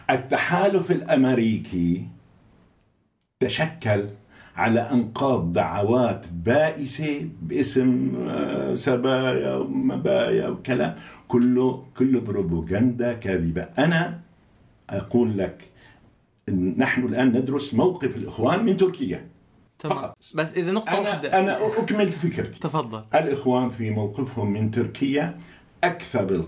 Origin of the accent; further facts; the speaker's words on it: Daraa, Daraa Governorate, Syria; أنا من درعا من درعا